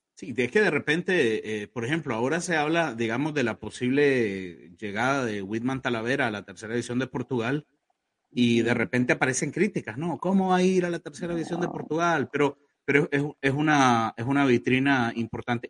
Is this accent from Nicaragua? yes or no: yes; Nicaragua